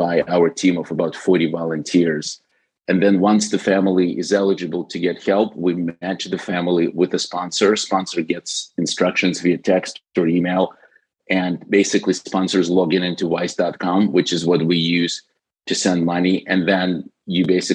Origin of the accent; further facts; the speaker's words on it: Ukraine; moved away as an adult; originally, when I was 19, my family immigrated from Ukraine. So I've spent the first 19 years of my life growing up in the Soviet era Ukraine.